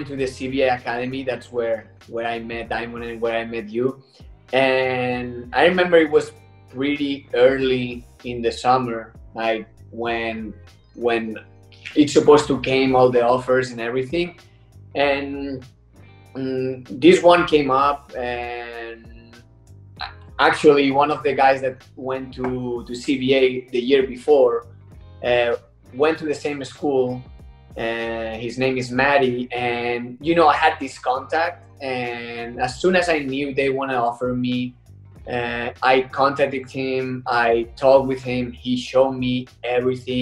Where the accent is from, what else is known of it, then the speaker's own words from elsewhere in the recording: Tarragona, Catalonia, Spain; also born or lived in Idaho, United States; I'm from Tarragona, Spain. It's a city close to Barcelona